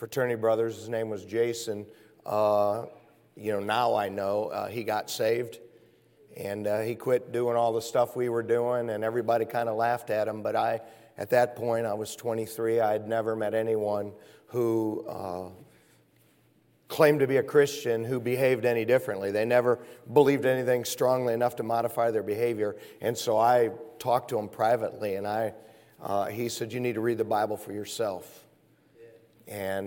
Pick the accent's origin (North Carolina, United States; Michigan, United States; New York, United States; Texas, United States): Michigan, United States; moved away; I'm from up north. I'm from Michigan